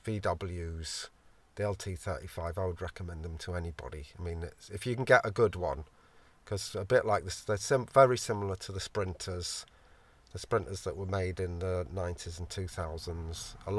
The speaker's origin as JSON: {"language": "English", "region": "Yorkshire and the Humber", "country": "United Kingdom", "tie": "born or raised there", "also_born_or_lived": "London", "said": "originally I was born in London, Islington. We lived kind of in like the Camden Town area, which I love. And then when I was five, we moved up to Yorkshire."}